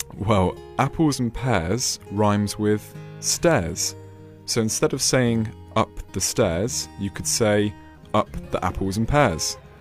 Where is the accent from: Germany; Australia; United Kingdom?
United Kingdom; West Country, South West England; accent: West Country; my mother tongue is West Country accent